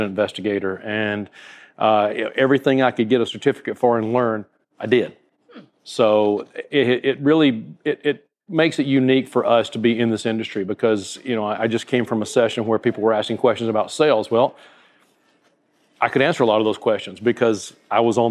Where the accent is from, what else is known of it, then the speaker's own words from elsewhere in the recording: North Alabama, United States; now in Southwest Florida, United States; I grew up in North Alabama